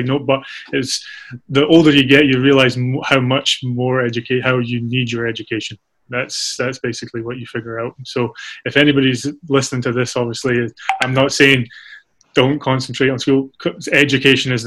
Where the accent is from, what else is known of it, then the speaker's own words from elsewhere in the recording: Arbroath, Scotland, United Kingdom; moved away as an adult; I grew up in Arbroath, went to Arbroath High School.